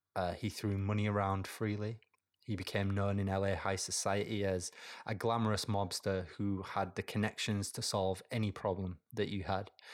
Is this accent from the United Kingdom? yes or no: yes; United Kingdom; I'm British